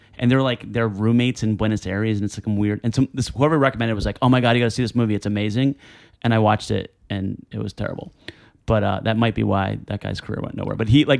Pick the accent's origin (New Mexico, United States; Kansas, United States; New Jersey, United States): New Jersey, United States; now in New York City, United States; I grew up in Jersey, and like my dream as a kid was always to like be in New York City, and here I am